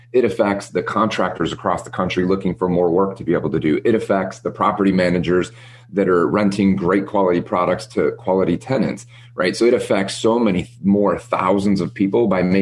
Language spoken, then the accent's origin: English; Midwest, United States; moved away as an adult; we grew up in the Midwest, lived in snow